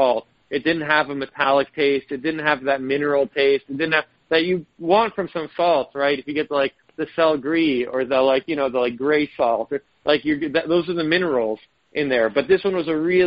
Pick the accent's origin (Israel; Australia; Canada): Israel; moved away; I was born in Israel